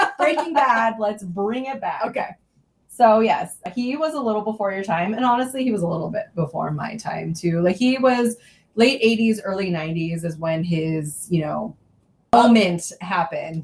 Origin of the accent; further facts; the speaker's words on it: Southern California, United States; moved away; We grew up in Southern California suburbia